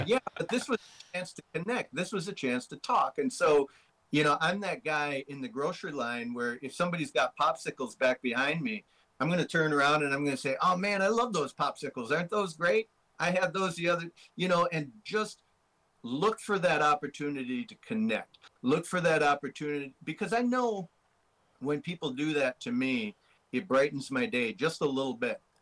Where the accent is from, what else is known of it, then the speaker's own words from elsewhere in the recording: Minnesota, United States; I'm from Minnesota